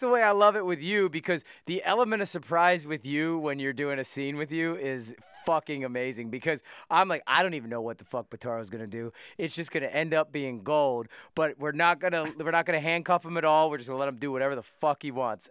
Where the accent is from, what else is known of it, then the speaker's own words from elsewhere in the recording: West Chester, Pennsylvania, United States; We grew up in Westchester, Pennsylvania.